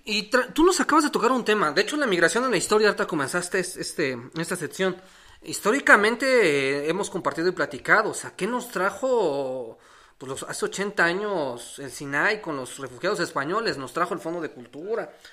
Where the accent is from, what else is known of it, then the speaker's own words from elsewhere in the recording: Mexico; asumirnos como mexicanos